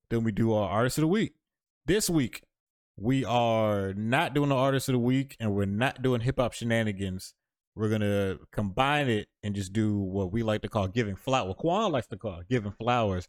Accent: Florida, United States; I'm very much from Florida.

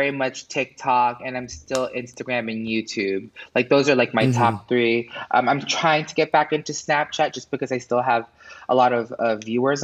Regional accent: New York City, New York, United States; moved away as an adult; also born or lived in Manhattan / Orlando; now in Los Angeles, United States; I was born in in Manhattan, and then I grew up in Queens

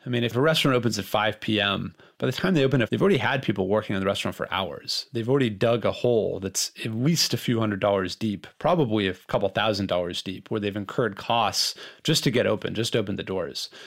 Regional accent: Los Angeles, California, United States; I grew up in Los Angeles in a restaurant family

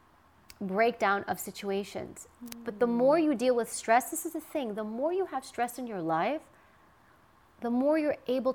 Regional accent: New York City, New York, United States; I grew up in New York and Queens

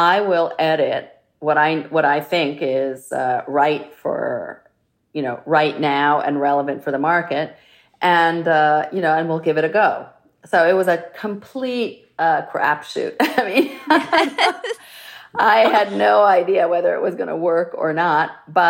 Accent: Florence, Tuscany, Italy; And I'm from Florence, which is historically a very craft-centric town.

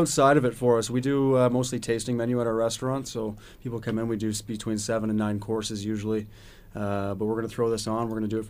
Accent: Simcoe, Ontario, Canada; now in Hamilton, Canada; Simcoe being my hometown. And now I'm in Hamilton.

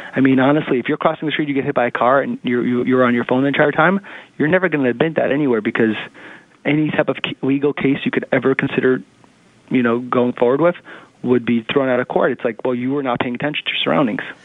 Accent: New York City, New York, United States; I grew up in Manhattan, eh, not Manhattan, in the city in, in Queens

